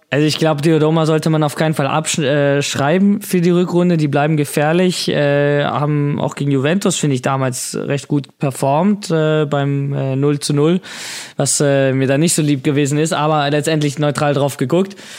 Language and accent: German; Hamburg, Germany; als Hamburger